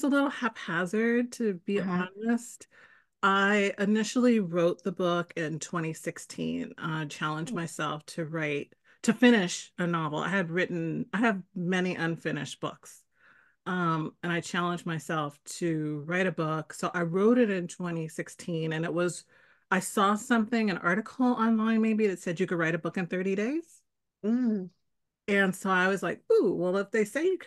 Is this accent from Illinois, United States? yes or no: no; San Francisco, California, United States; also born or lived in Canada; born and raised in San Francisco, one of the rare ones, and spent pretty much most of my life here, except for 5 years where I lived in Canada